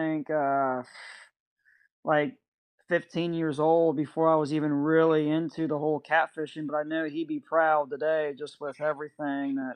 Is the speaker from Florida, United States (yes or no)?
no; Cincinnati, Ohio, United States; moved away; I grew up in Cincinnati, Ohio